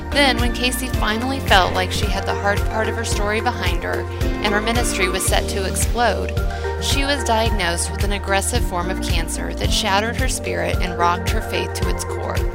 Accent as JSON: {"language": "English", "town": "Kansas City", "region": "Missouri", "country": "United States", "lives_now": "Owasso, United States", "said": "I Owasso, Oklahoma, but I'm from Kansas City"}